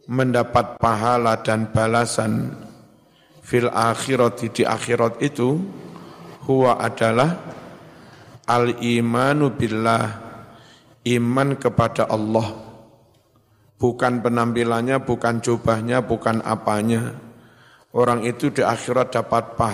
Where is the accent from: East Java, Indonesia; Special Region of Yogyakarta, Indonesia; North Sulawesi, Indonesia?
East Java, Indonesia; Blitar; Saya orang Blitar.